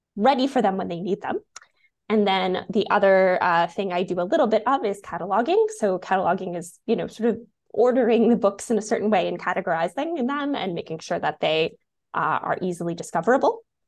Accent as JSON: {"language": "English", "country": "United States", "also_born_or_lived": "Washington, D.C.", "moved": "yes", "lives_now": "Canada", "said": "I'm American"}